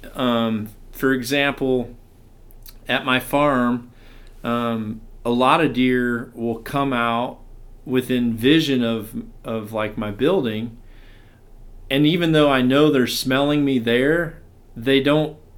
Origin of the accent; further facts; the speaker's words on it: Mississippi, United States; growing up in Mississippi